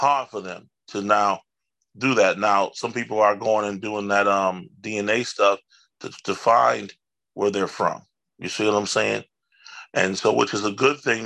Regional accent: Buffalo, New York, United States; I grew up in the Langfield Projects and I never even knew all of what Buffalo had.

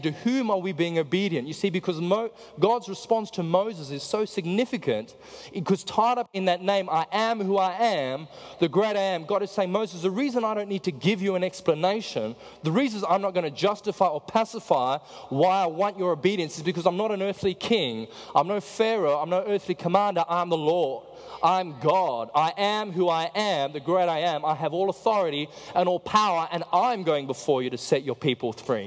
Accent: South Africa; I'm from South Africa

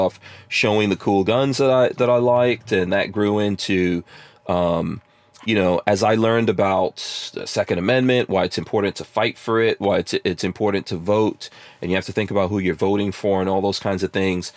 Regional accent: New York City, New York, United States; moved away as an adult; also born or lived in New Jersey; I was born outside of America. And when my family came here, we grew up in New York City

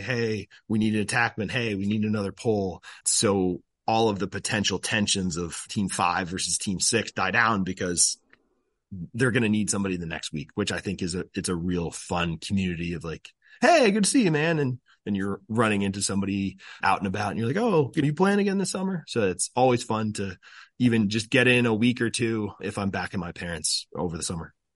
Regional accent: Burlington, Vermont, United States; moved away as an adult; now in Maryland, United States; growing up in Burlington

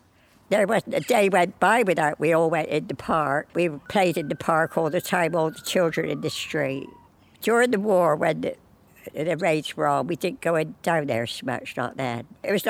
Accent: Bristol, South West England, United Kingdom; born in July the 5th, 1928, so I'm 92 now. And I lived in the Cemetery Road for 17 years until I moved into the house I live in now. So I've lived here since 1945.

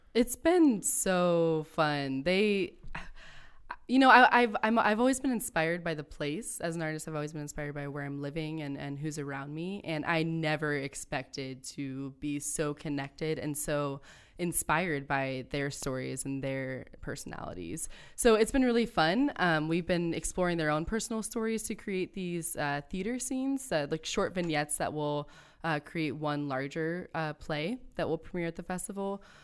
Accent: Akron, Ohio, United States; also born or lived in northwestern Pennsylvania; I grew up in Akron

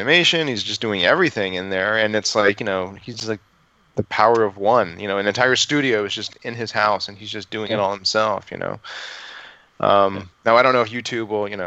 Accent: East Coast, United States; growing up on the East Coast, Disney World was kind of, you know, my Disney park

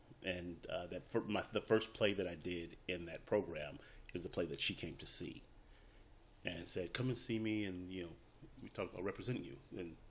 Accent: Compton, California, United States; I grew up in Compton during the height of, like, the Bloods and the Crips rise to infamy

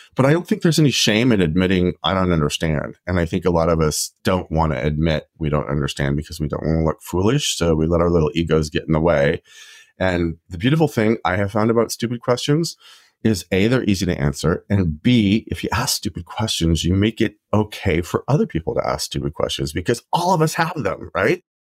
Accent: Idaho, United States; I grew up in Idaho

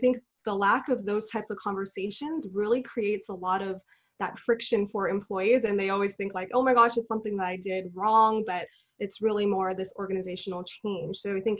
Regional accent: Los Angeles, California, United States; I'm originally from Los Angeles. I'm a second generation Chinese American.

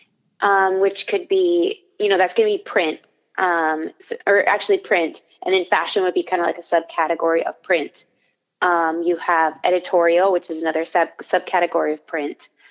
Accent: Wyoming, United States; also born or lived in Florida; now in Orlando, United States; I'm from Wyoming, so that would be West.

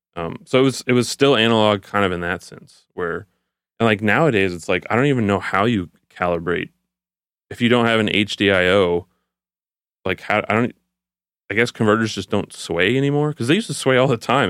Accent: Houston, Texas, United States; I'm from Houston, so I started school at the University of Houston

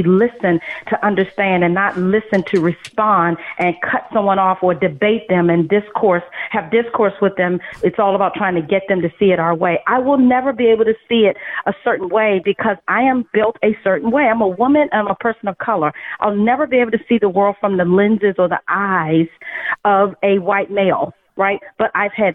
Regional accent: United States; I grew up in America

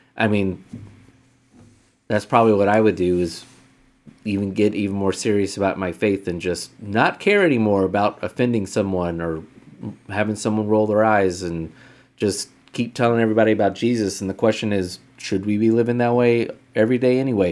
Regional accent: United States; as an American

